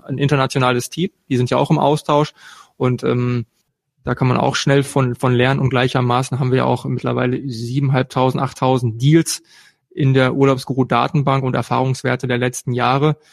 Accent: eastern Ruhr area, North Rhine-Westphalia, Germany; östliches Ruhrgebiet mit Charme und Benehmen, wenn man es braucht

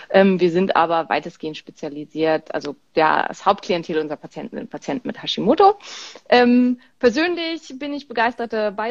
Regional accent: Berlin, Germany; Ähm, also, ich bin aus Berlin.

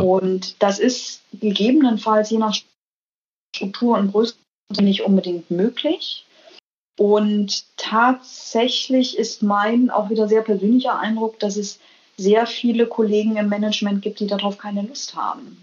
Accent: Germany; moved away as an adult; also born or lived in United States; now in Denmark; Mir als Deutsche

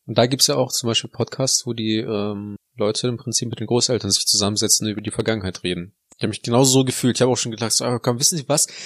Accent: Neuss, North Rhine-Westphalia, Germany; also born or lived in Heinsberg; ich komme ja eigentlich nicht aus Heinsberg, sondern aus Neuss

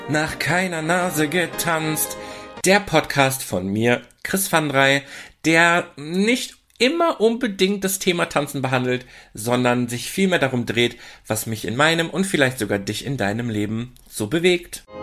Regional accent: Oer-Erkenschwick, North Rhine-Westphalia, Germany; Also aufgewachsen bin ich ja in Ohrerkenschwick ähm, eine Kleinstadt, ich nenne es liebevoll Dorf

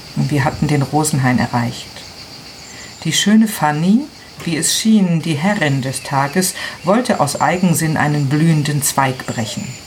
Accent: Milan, Lombardy, Italy; German is a second language; moved away as an adult; now in Garbagna, Italy; Äh, ich bin Italienerin. Ich habe immer in Mainland gewohnt

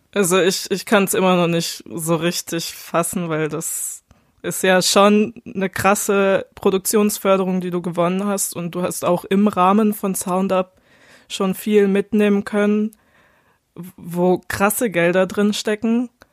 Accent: Baden-Württemberg, Germany; bei uns in Baden-Württemberg

